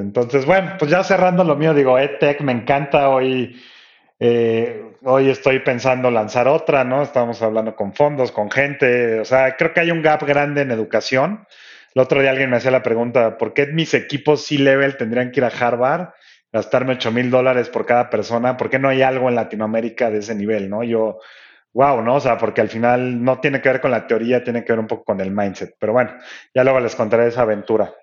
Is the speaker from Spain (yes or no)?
no; Mexico City, Mexico; yo estoy en Ciudad de México, o sea que eh, soy el chilango